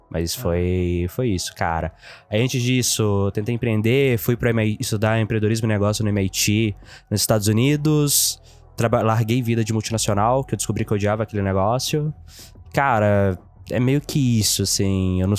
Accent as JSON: {"language": "Portuguese", "town": "Itabirito", "region": "Minas Gerais", "country": "Brazil", "tie": "born or raised there", "also_born_or_lived": "Teófilo Otoni", "said": "Cara, eu nasci numa cidade chamada Teoflotone, no norte de Minas."}